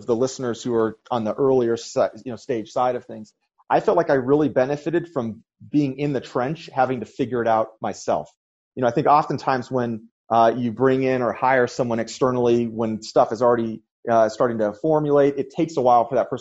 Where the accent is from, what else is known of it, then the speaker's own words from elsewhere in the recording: New Hampshire, United States; moved away as an adult; also born or lived in San Francisco; now in Utah, United States; grew up in New Hampshire.